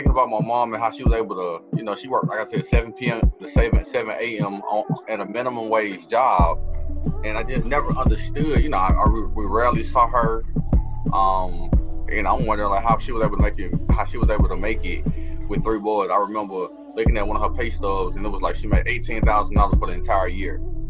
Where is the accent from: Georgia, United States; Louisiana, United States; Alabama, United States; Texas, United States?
Georgia, United States; Atlanta; accent: Southern; also born or lived in Tallahassee, Florida; I was born in Atlanta. Atlanta, Georgia. Raised in Atlanta. And then for the past 12 or so years, I've been residing on and off in Tallahassee, between Tallahassee and Atlanta.